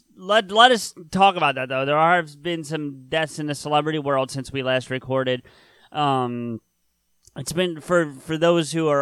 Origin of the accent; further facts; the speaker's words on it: Collingswood, New Jersey, United States; A town called Collingswood